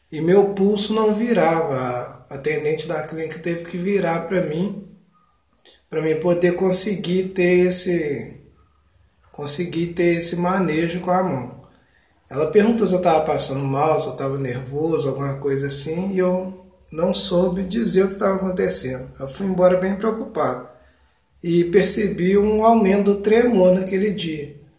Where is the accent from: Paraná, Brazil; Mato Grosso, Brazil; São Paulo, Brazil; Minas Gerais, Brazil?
Minas Gerais, Brazil; Ubá; eu sou de Ubá, Minas Gerais, tenho 33 anos